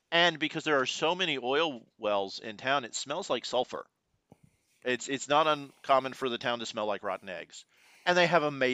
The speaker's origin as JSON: {"language": "English", "town": "Houston", "region": "Texas", "country": "United States", "tie": "born or raised there", "also_born_or_lived": "Luling, Texas", "said": "I was born and raised in Houston, Texas, H-Town"}